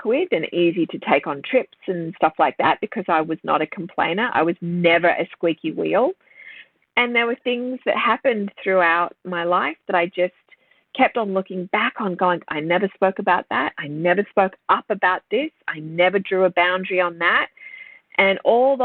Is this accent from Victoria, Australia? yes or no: no; Sydney, New South Wales, Australia; I grew up around Terry Hill, St. Ives in Sydney.